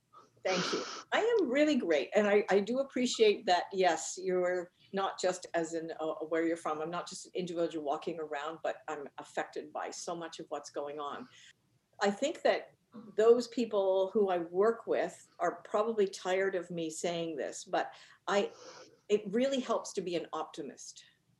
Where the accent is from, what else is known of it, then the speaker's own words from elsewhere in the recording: Northern Ireland, United Kingdom; I'm actually was born in Northern Ireland, and I grew up in the UK. And I grew up in Northern Ireland at a time when